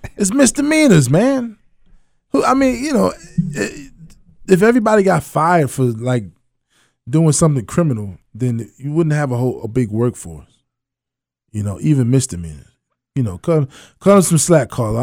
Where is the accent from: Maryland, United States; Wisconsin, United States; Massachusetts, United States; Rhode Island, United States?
Maryland, United States; Annapolis; moved away; I was raised in Annapolis, Maryland.